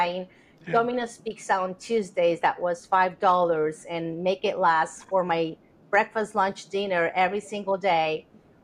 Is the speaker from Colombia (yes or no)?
yes; Colombia; now in United States; I'm actually from Colombia, South America, and I arrived to this country in 1989 with $300 in my pocket